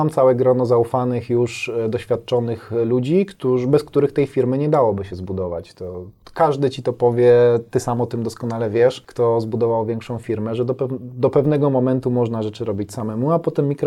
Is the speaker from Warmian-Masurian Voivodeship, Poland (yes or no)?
no; Bielsko-Biała, Silesian Voivodeship, Poland; Jestem z Bielska.